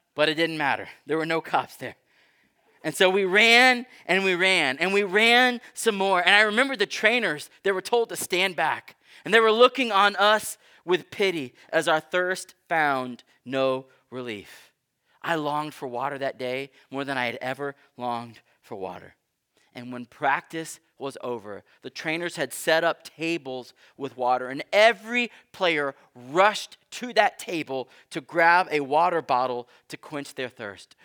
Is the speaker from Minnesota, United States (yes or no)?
no; Texas, United States; I grew up in Texas, where football is God